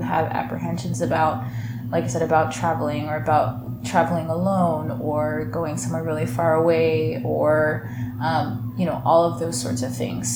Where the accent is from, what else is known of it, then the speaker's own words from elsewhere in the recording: Michigan, United States; growing up in Michigan, like we both did